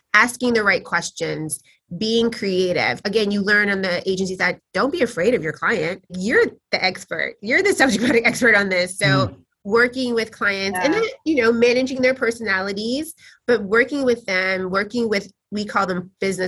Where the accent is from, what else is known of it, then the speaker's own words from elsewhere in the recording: Tennessee, United States; now in New York, United States; I grew up in Tennessee